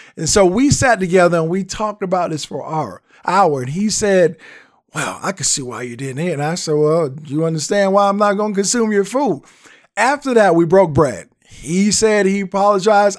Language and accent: English; the South, United States; I'm a Southerner, so I grew up with that whole traditional respect